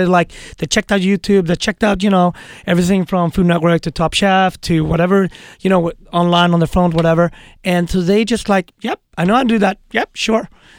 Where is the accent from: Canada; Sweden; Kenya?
Sweden; moved away as an adult; also born or lived in Harlem, New York; now in New York, United States; And I choose to move to America, right? I come from a very cushy country, Sweden.